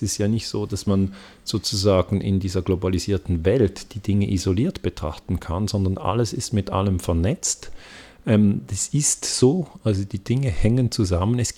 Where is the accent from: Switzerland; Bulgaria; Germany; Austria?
Switzerland; ich spreche als Mann, als Europäer, als Schweizer